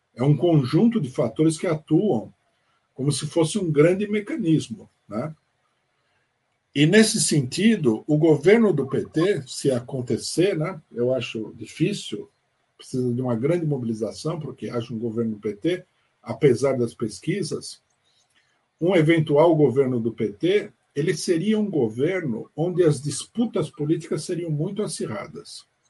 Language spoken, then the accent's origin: Portuguese; Brazil; nós, brasileiros